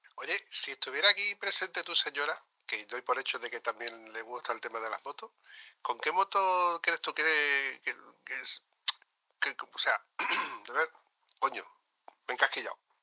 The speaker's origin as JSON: {"language": "Spanish", "town": "Huelva", "region": "Andalusia", "country": "Spain", "said": "era el único gilipollas que había de Huelva"}